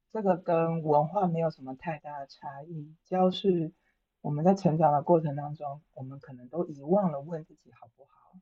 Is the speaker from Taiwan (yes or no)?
yes; Taiwan; moved away as an adult; now in Paris, France; 我是一个台湾人